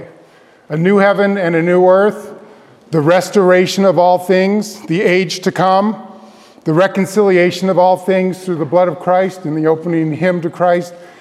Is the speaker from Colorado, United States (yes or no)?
yes; Denver, Colorado, United States; also born or lived in Grand Rapids, Michigan / Palmer Lake, Colorado; I grew up in Denver, Colorado